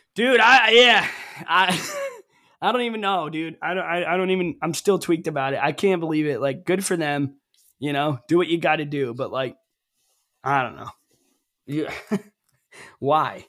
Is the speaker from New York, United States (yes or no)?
no; Ellington, Connecticut, United States; moved away; also born or lived in the Carolinas; growing up in Ellington, Connecticut